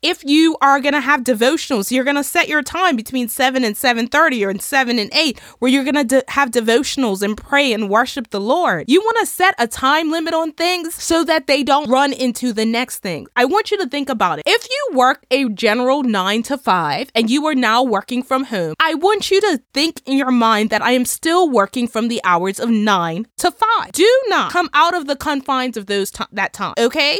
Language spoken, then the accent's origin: English; Bermuda; my home country in Bermuda